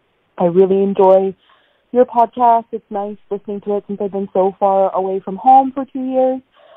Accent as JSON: {"language": "English", "region": "British Columbia", "country": "Canada", "moved": "yes", "lives_now": "Melbourne, Australia", "said": "I'm originally from Vancouver Island, but I'm currently listening to you in Melbourne, Australia."}